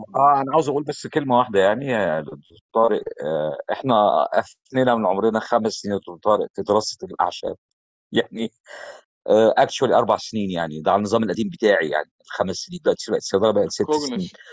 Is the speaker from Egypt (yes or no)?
yes; Egypt; عندنا في مصر